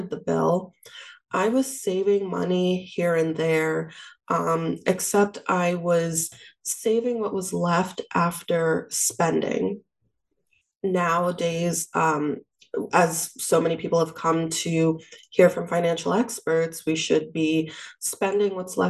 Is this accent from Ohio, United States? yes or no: no; New York City, New York, United States; I'm from Queens, New York. I lived at home with my parents after I graduated from undergrad.